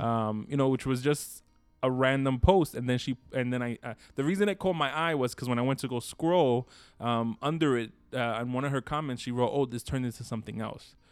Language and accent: English; Brooklyn, New York, United States; accent: New York; we're New Yorkers, so by nature we have our own little accents